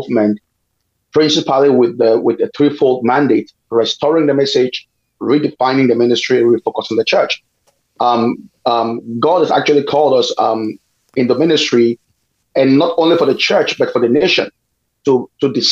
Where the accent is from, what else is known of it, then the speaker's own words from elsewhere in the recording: Cameroon; moved away as an adult; I'm from Cameroon.